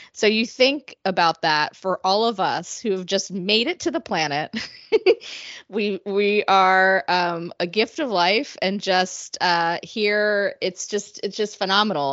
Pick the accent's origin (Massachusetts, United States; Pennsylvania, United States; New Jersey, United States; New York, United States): Pennsylvania, United States; Philadelphia; also from Philadelphia, which is my hometown